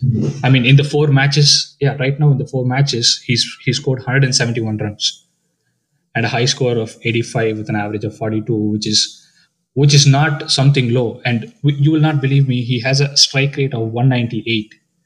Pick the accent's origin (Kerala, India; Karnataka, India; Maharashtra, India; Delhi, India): Karnataka, India; Bangalore; I'm a Bangalore boy. I was born and brought up in Bangalore.